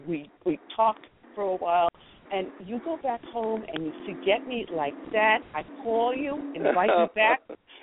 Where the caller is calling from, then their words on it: South Carolina, United States; South Carolina.